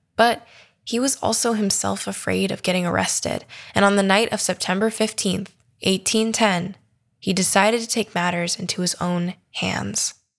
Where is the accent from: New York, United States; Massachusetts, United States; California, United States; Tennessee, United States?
California, United States; as a Californian